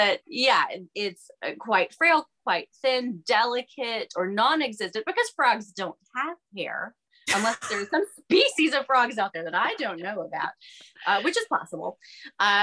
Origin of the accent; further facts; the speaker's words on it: Georgia, United States; we're all from Georgia